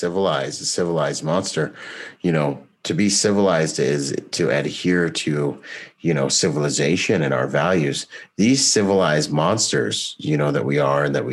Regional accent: Bahamas; I'm from the Bahamas

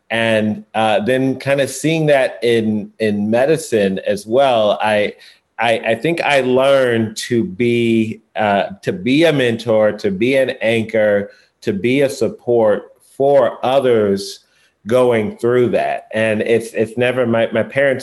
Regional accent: St. Louis, Missouri, United States; I grew up in St. Louis

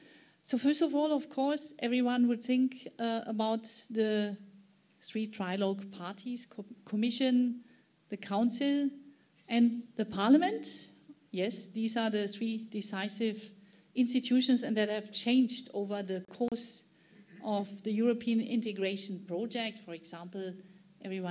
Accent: Germany; my home country, Germany

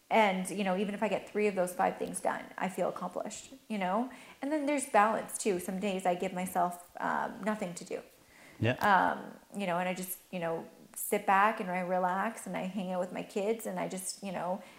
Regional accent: Turkey; born there; I was born in Turkey, and I'm not actually Turkish, but um, we took refuge in Turkey when my mom was pregnant

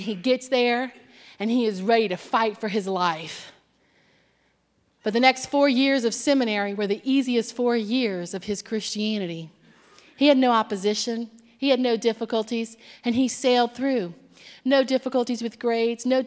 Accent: Cajun, Louisiana, United States; moved away; I'm Cajun

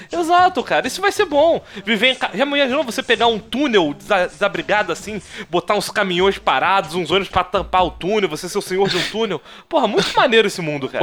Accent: Três Corações, Minas Gerais, Brazil; moved away; also born or lived in Aquidauana, Mato Grosso do Sul; Eu fui criado, rapaz, em Três Corações, sul de Minas e em Aquidauana, interior do Mato Grosso do Sul

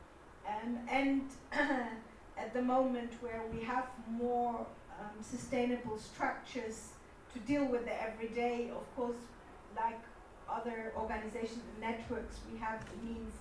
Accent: Germany; I grew up in Germany

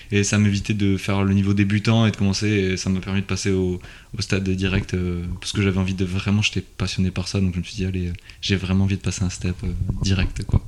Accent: Toulouse, Occitania, France; quand on vient de Toulouse, on est dans le sud, on connaît personne

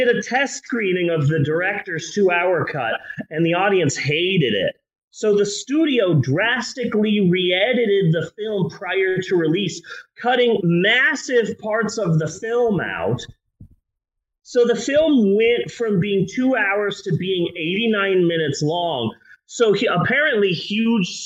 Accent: United States; we're American

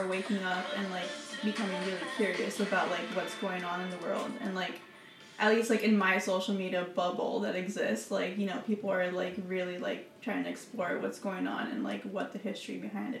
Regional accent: Union City, New Jersey, United States; I'm from Union City, New Jersey. I'm 21 years old, going to be 22 in a few weeks. I am currently studying at NYU.

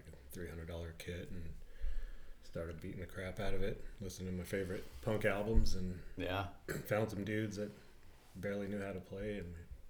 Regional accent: Paso Robles, California, United States; Yeah, I was born in Southern California. Moved around and then moved to Paso when I was 11.

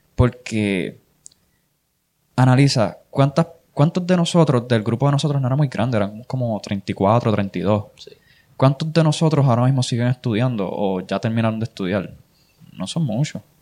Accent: Puerto Rico; yo vivía en Nahuatl cuando eso, yo soy de Nahuatl

